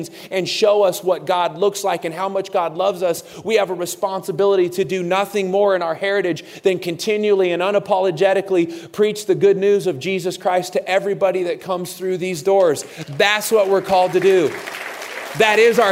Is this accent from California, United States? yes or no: yes; Santa Cruz, California, United States; I was born and raised in a city in California called Santa Cruz